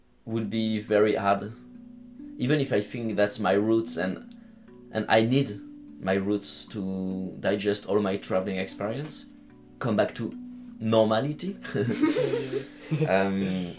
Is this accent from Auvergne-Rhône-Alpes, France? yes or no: yes; Lyon area, Auvergne-Rhône-Alpes, France; English is a second language; moved away as an adult; Well, I'm from France, from Lyon. Like the area, I'm not really a city guy. It's like my family and I were living like 30 kilometers from Lyon